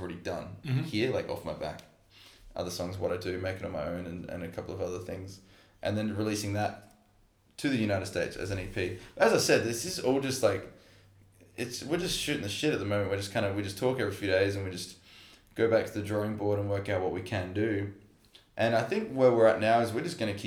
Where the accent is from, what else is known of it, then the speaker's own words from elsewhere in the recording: Adelaide, South Australia, Australia; We're all from Adelaide.